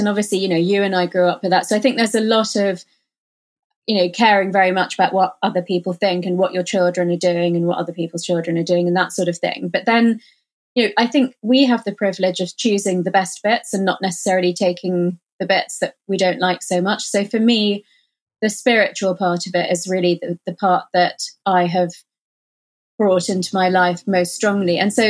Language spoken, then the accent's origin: English; India; So I think being Indian and Hindu, or having that sort of, you know, Eastern philosophy, the sort of Buddhist, Hindu, Eastern philosophy, actually makes it quite easy to have that in your life